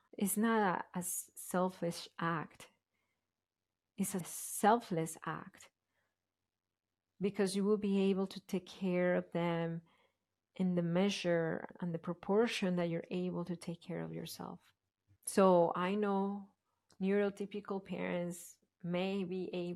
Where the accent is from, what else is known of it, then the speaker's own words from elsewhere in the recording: Colombia; moved away; I grew up in Colombia in a family, my parents, but the way I was raised, my dad was working a lot